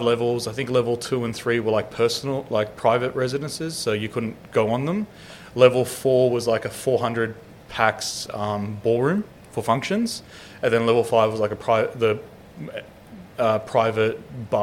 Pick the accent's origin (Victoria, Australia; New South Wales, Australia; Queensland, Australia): New South Wales, Australia; Sydney; I grew up in Granville, so yeah. I'm from the Western suburbs